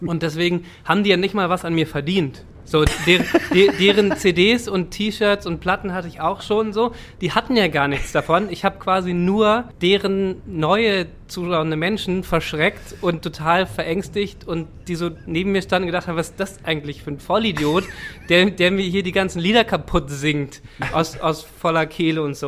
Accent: Salzwedel, Saxony-Anhalt, Germany; also born or lived in Berlin; now in Hamburg, Germany; in Salzwedel, das war so an der Grenze zum Wendland, das ist die Stadt, wo ich geboren bin

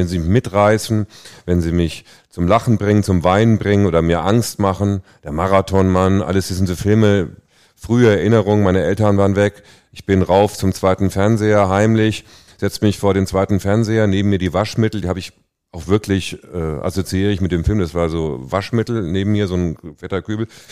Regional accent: Hesse, Germany; moved away; also born or lived in Hamburg; Also ich komme aus Hessen, aus einer Kleinstadt

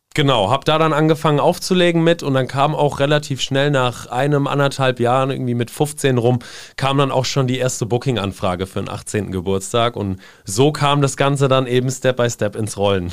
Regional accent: Seeheim-Jugenheim, Hesse, Germany; moved away as an adult; also born or lived in Zwingenberg / Darmstadt; now in Mainz, Germany; bin dann äh, mit meinen Eltern zusammen nach Seeheim-Jugendheim bzw. Oberberbach gezogen

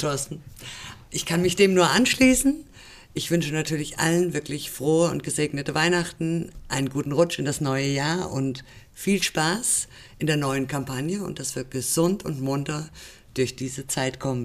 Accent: Rhineland, Germany; now in Fulda, Germany; Ich komme aus dem Rheinland, ja. Ich bin dort geboren und aufgewachsen.

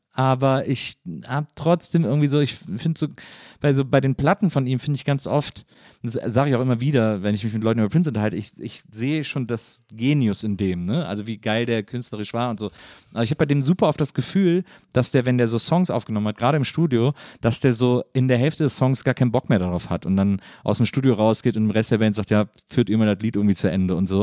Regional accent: Wesseling, North Rhine-Westphalia, Germany; komme aber aus Wesseling, das liegt zwischen Köln und Bonn

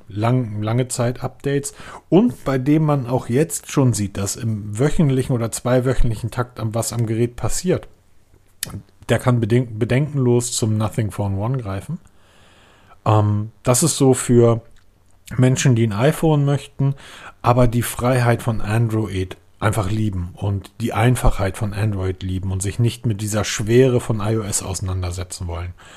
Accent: Northern Germany, Germany; als Norddeutscher

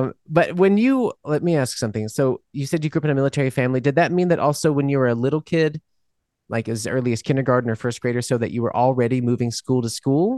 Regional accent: Mississippi, New Orleans, the South, United States; moved away as an adult; now in Germany; I was born in Mississippi and yeah. And then we lived in New Orleans for a long time.

